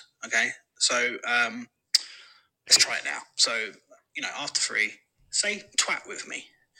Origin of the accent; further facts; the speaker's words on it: United Kingdom; as a Brit